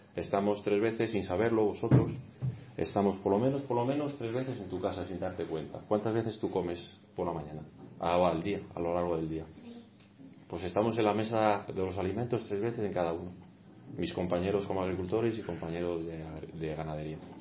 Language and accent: Spanish; Castellanos de Moriscos, Castile and León, Spain; also born or lived in Salamanca; yo he visto este municipio evolucionar de niño